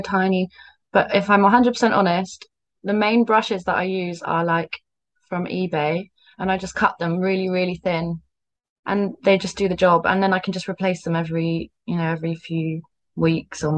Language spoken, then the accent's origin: English; Cornwall, South West England, United Kingdom; now in Bristol, United Kingdom; I'm from Cornwall, but I live in Bristol now